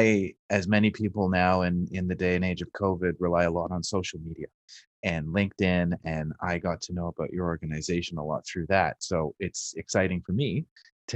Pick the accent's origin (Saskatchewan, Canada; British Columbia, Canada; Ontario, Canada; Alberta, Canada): Ontario, Canada; Mississauga; also born or lived in London, United Kingdom; I'm from Mississauga originally, and I have a British passport